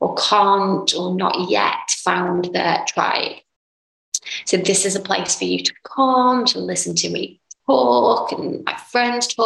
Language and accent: English; England, United Kingdom; moved away as an adult; now in Dubai, United Arab Emirates; I'm from a little town / city, I guess, in England, United Kingdom